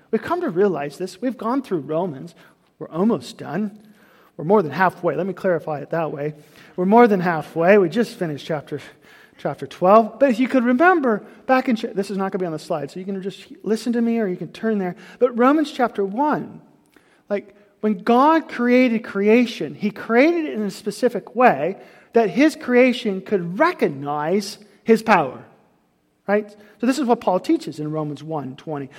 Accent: United States; I'm an American

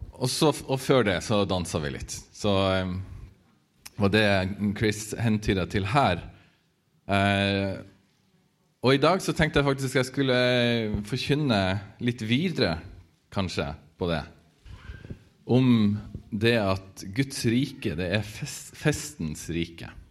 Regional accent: Northern Norway, Norway; jeg vokste opp på bygda i Nord-Norge

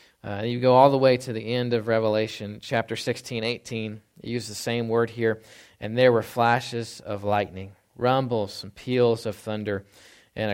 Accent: Texas, United States; So I grew up in North Texas, Dallas-Fort Worth.

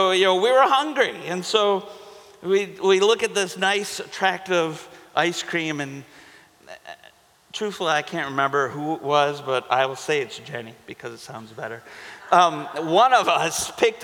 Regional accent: Holly, Michigan, United States; I was from Holly

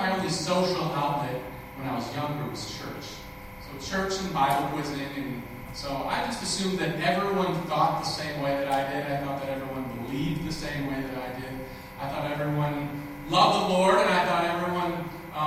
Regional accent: Minnesota, United States; I grew up in Minnesota

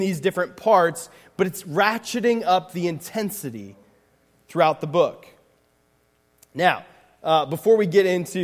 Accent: Pennsylvania, United States; now in Indiana, United States; I grew up in Pennsylvania

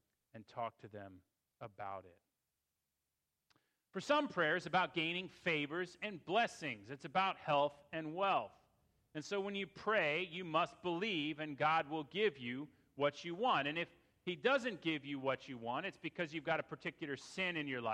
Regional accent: Fairfax County, Virginia, United States; It was in Fairfax County, and I grew up in that church

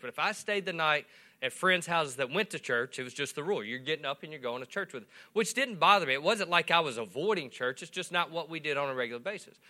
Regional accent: Swartz, Louisiana, United States; also born or lived in West Monroe, Louisiana / Calhoun, Louisiana; I grew up in Swartz

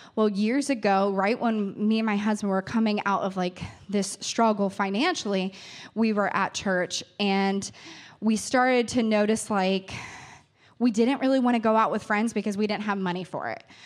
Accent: New Richmond, Ohio, United States; I grew up in New Richmond. I grew up in a rural area. Claremont County is my home.

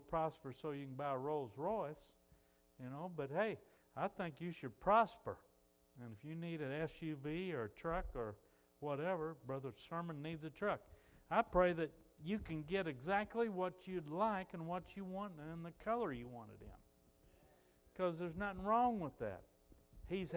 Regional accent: United States; I'm an American citizen

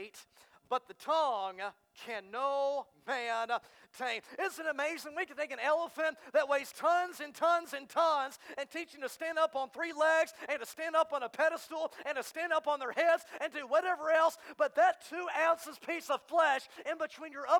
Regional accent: Texas, United States; now in Arkansas, United States; I'm from Texas

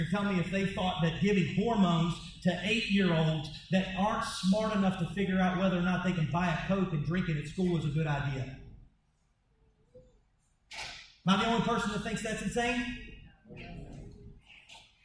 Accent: United States; As an American

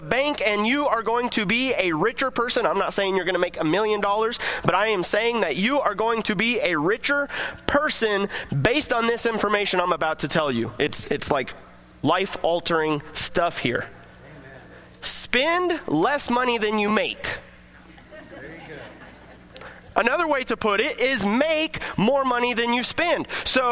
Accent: United States; we get to celebrate our freedom as American citizens

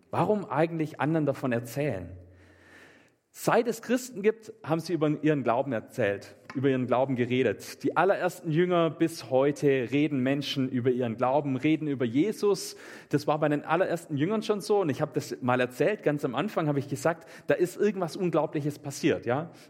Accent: Meßstetten, Baden-Württemberg, Germany; Ich komme aus Messstätten und da sind die auch immer rumgelaufen.

